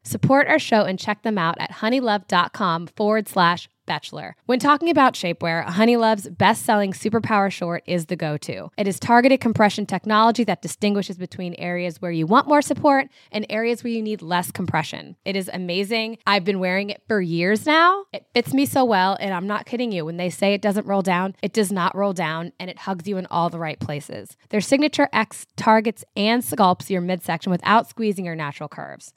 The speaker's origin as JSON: {"language": "English", "town": "Hamilton", "region": "Ohio", "country": "United States", "tie": "born or raised there", "said": "my hometown"}